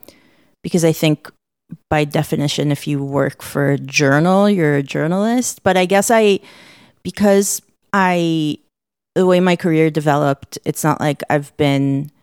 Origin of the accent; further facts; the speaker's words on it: Israel; now in United States; because I'm originally from Israel, which we can talk about later